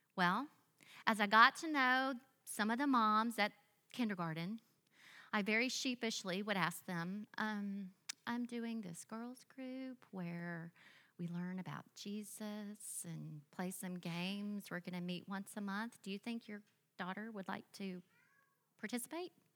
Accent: Biloxi, Mississippi, United States; I grew up in a small, sweet church in Biloxi, Mississippi.

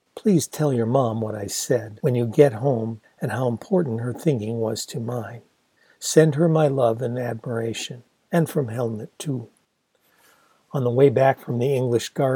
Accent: Ann Arbor, Michigan, United States; a big progressive university town like my hometown of Ann Arbor

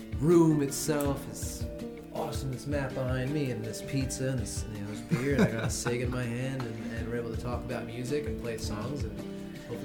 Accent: South Plainfield, New Jersey, United States; From South Plainfield, New Jersey, yes, which is my hometown, as well as Shannon's

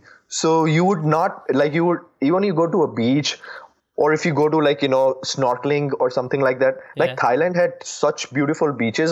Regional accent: India; moved away as an adult; now in United States; I'm from India.

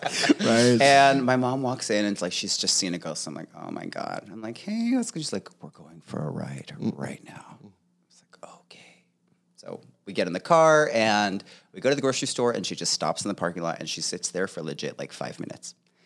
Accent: Clovis, California, United States; born there; also born or lived in Tucson; I was born in Clovis, California, but I was there for a very short period of time.

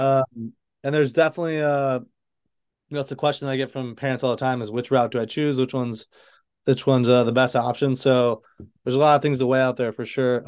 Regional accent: Chelsea, Michigan, United States; moved away; I'm from Michigan, like you said. I grew up in this little town right outside of Ann Arbor, Michigan, called Chelsea

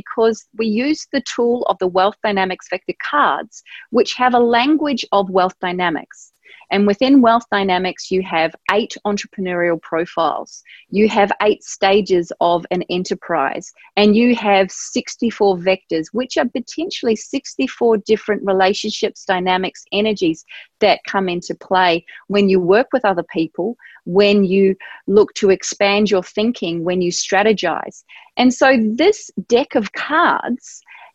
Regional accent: New Zealand; at the time I grew up in New Zealand

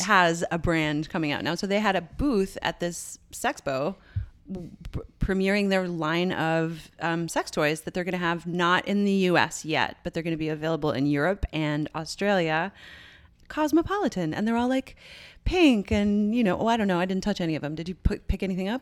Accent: Canada; I'm Canadian

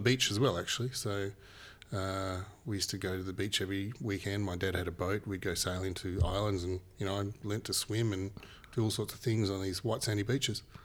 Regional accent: Papua New Guinea; now in Australia; I, not from Australia originally. I was born and, and raised in Papua New Guinea.

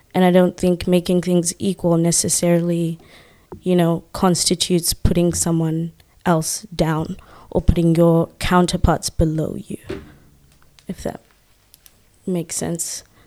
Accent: Zimbabwe; now in Australia; I'm from Zimbabwe.

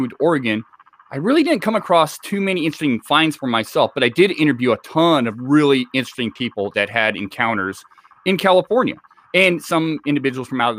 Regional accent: Islay, Scotland, United Kingdom; I was born and raised in Scotland. I lived on an island off the west coast of Scotland called Isla

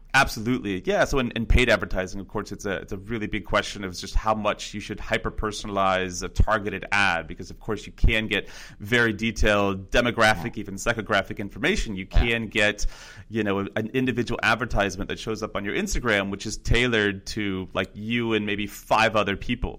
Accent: Northern California, United States; originally I'm from Northern California and uh, grew up about an hour north of uh, the San Francisco area

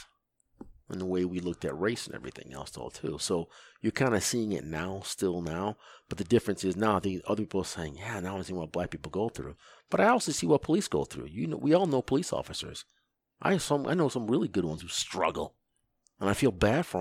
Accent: United States; I'm an American, born here, black American

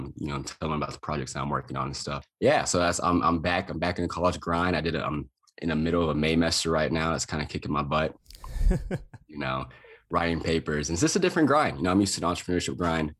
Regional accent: Lubbock, Texas, United States; moved away as an adult; also born or lived in Boulder, Colorado; I went back to my hometown, Texas Tech in Lubbock, Texas

